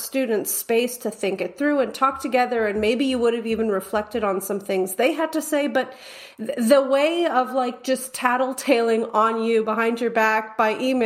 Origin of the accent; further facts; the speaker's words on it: United States; as an American